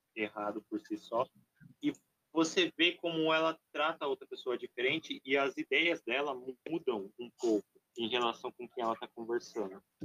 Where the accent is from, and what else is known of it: Brazil